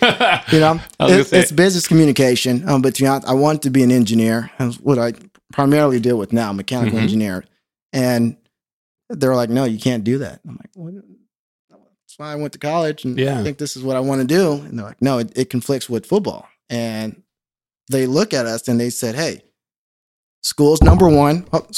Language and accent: English; Carson, California, United States; also born or lived in Orange County; I grew up in Carson. That's where I mostly live. Went to Palmdale for a little bit. Parents got divorced when I was 11. We moved around quite a bit, and we actually moved to Orange County to live with my aunt.